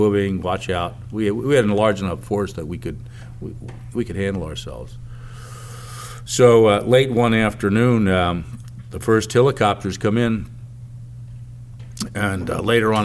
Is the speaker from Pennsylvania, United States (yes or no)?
yes; Pennsylvania, United States; I'm from Pennsylvania